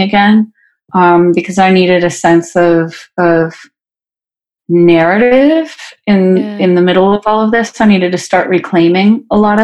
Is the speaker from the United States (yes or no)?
yes; Fresno, California, United States; moved away as an adult; now in Nashville, United States; my hometown of Fresno